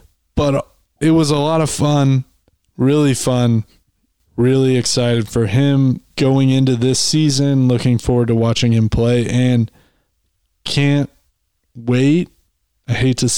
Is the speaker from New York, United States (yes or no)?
no; Arkansas, United States; moved away; also born or lived in Wyoming; I grew up in Arkansas.